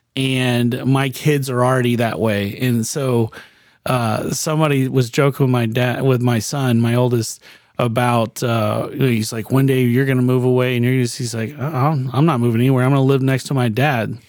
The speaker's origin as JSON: {"language": "English", "town": "Miami", "region": "Florida", "country": "United States", "tie": "born or raised there", "also_born_or_lived": "Lake Mary, Florida", "said": "I grew up in Miami, and I was there until I was a junior in high school"}